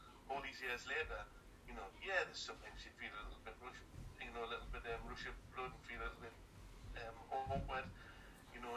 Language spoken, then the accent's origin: English; Gateshead, North East England, United Kingdom; I was brought up in Bensham in Gateshead